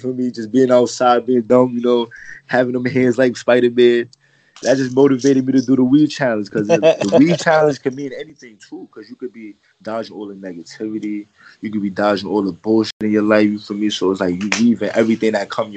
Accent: New York City, New York, United States; I'm from the Bronx.

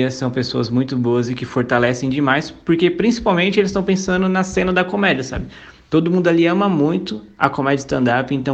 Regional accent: Suzano, São Paulo, Brazil; Eu sou de Suzano, mas eu passo mais tempo em Mogi.

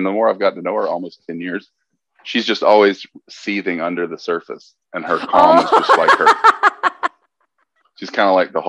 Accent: Mississippi, United States; We're from Mississippi

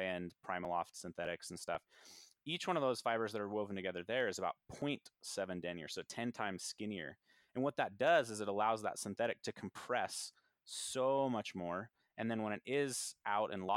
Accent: United States; born in the United States

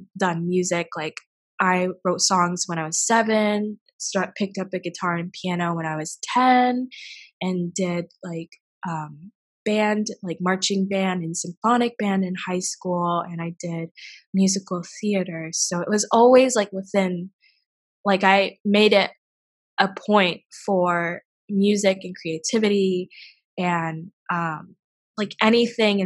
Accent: 17 miles east of Tupelo, Mississippi, United States; moved away; I grew up in Mississippi, like 17 miles east of Tupelo

